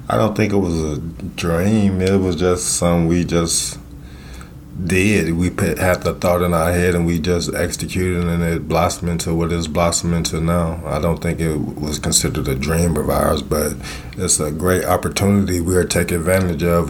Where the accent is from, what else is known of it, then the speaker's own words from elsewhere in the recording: Illinois, United States; also born or lived in Mississippi; now in Iowa, United States; I was raised in Illinois